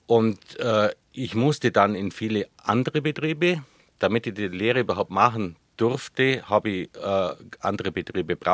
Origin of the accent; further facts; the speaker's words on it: Germany; Äh, man ist als Deutscher im Ausland, das ist ja mal äh, eine wichtige Erfahrung.